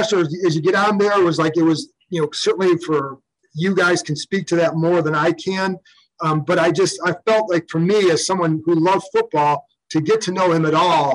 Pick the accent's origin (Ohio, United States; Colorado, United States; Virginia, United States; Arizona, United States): Ohio, United States; Cleveland; moved away; I obviously did not grow up here. I grew up in Cleveland as a Browns fan